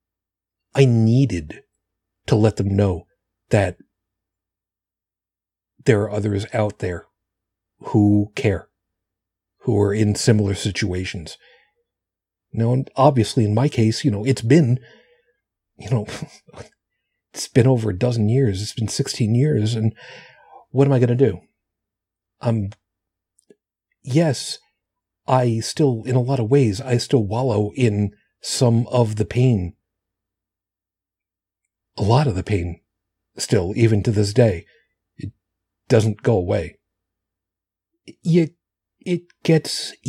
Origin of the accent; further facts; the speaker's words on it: Long Island, New York, United States; moved away; home for me is where I grew up on Long Island